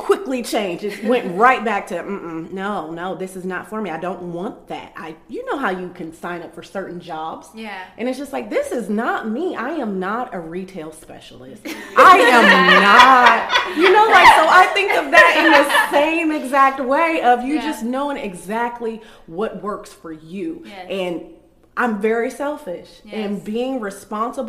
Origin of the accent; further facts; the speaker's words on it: Columbus, Ohio, United States; I'm from Columbus, Ohio, where people are validated by how many children they have